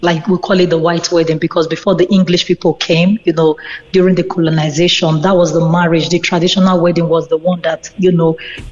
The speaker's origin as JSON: {"language": "English", "country": "Nigeria", "tie": "born or raised there", "moved": "yes", "lives_now": "Ireland"}